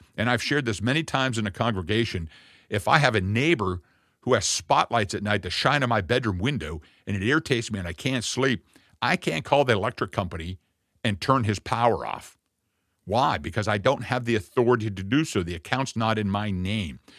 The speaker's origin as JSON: {"language": "English", "town": "Jamestown", "region": "Virginia", "country": "United States", "said": "I'm actually from the birthplace of America, from, uh, the digital, uh, Eastern Gate, Jamestown"}